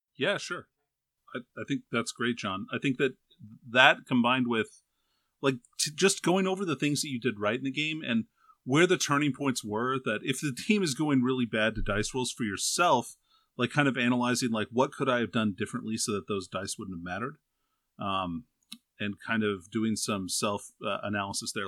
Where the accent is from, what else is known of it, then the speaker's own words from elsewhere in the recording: Alaska, United States; I'm from Alaska.